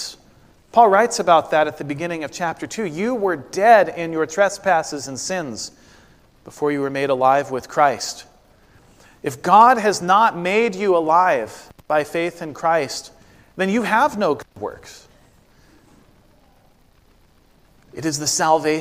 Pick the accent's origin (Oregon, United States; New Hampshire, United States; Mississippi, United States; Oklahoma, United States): Oregon, United States; Corvallis; moved away; my hometown of Corvallis, Oregon